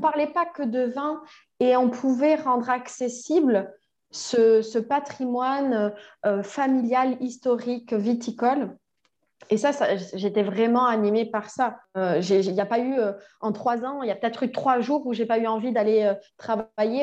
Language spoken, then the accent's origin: French; Toulouse, Occitania, France; moved away as an adult; also born or lived in Quebec, Canada; now in Bordeaux, France; j'ai grandi à Toulouse